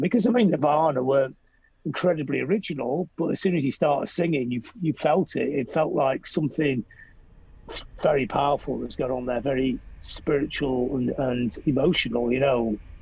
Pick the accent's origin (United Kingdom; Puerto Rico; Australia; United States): United Kingdom; Blackpool, North West England; I, really love coming from Blackpool